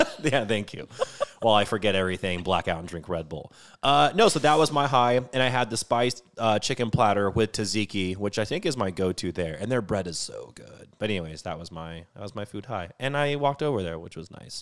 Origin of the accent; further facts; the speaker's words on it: Washington, United States; I come from Washington State